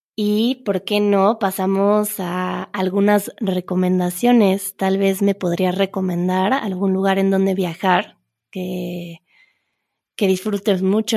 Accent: Mexico City, Mexico; moved away; Las personas que crecimos en la Ciudad de México

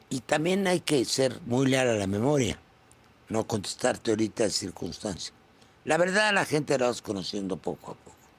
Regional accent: Mexico; Yo soy un mexicano

